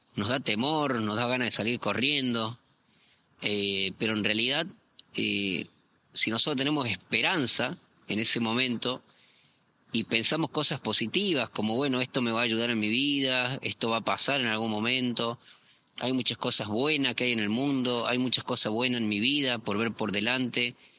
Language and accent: Spanish; Córdoba, Argentina; also born or lived in southern Argentina; now in Chile; yo soy cordobés, eh, actualmente estoy viviendo en Chile, eh, viví en el sur de Argentina también